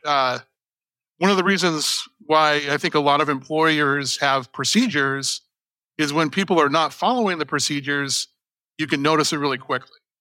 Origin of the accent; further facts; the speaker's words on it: Las Vegas, Nevada, United States; now in Houston, United States; I grew up in Las Vegas